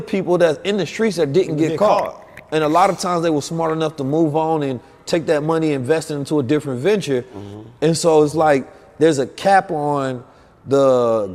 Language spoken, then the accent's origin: English; Oakland, California, United States; also born or lived in St. Louis, Missouri; I was born in St. Louis, raised in Oakland